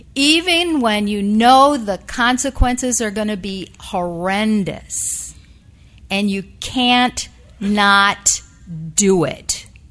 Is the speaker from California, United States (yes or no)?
no; upstate New York, United States; the place where I was born in upstate rural New York